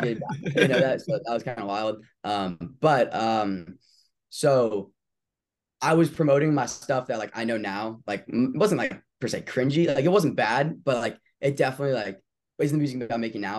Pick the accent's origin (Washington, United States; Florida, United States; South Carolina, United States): Florida, United States; Tampa; I'm from Tampa, Florida.